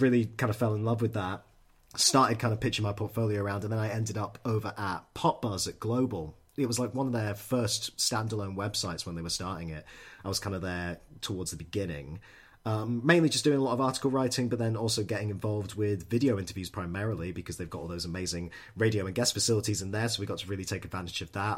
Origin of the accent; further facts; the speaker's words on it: Edinburgh, Scotland, United Kingdom; moved away; I'm from Edinburgh originally